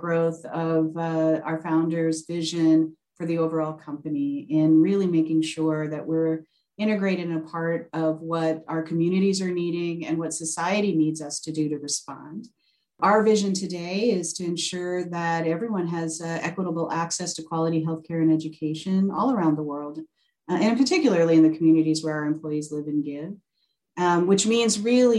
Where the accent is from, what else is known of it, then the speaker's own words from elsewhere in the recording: Maple Grove, Minnesota, United States; moved away as an adult; I'm actually from the Twin Cities. I was raised primarily in the Maple Grove area, a kid of the Osseo School District